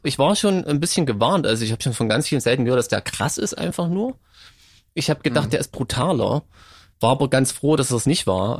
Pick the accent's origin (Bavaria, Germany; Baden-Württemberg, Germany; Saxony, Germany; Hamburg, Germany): Saxony, Germany; Als Sachse